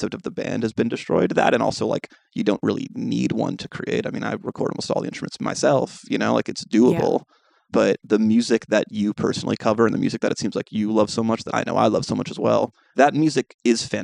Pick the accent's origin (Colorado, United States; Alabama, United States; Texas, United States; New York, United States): New York, United States; New York City; Me, …, and … are all born and raised in Manhattan.